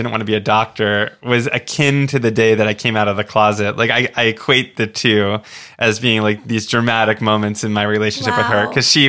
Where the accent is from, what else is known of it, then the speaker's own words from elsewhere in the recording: Oceanside, New York, United States; also born or lived in Florida; because I grew up on Long Island in a town called Oceanside, which is a small town. And we lived near the garbage dump and we could smell the dump.